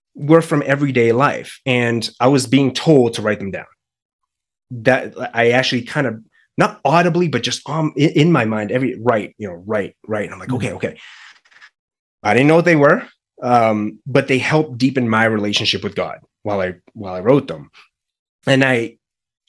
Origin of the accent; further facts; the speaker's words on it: Boston, Massachusetts, United States; moved away as an adult; now in Colorado, United States; the move from Massachusetts to now Colorado. We're actually from Boston